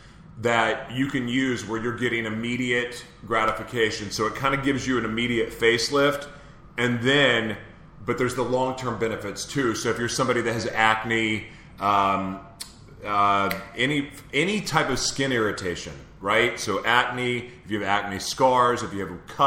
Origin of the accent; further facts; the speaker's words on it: Oklahoma, United States; now in San Diego, United States; I'm from Oklahoma